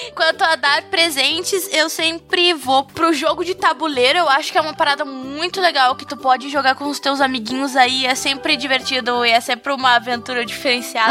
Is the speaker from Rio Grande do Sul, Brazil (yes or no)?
yes; Dom Pedrito, Rio Grande do Sul, Brazil; eu nasci e me criei em Dom Pedrito, né? Que é uma cidadezinha que fica do lado de Bagé